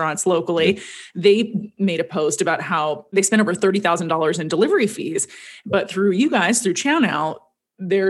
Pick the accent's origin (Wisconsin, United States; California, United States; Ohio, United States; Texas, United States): California, United States; Los Angeles; growing up in the Valley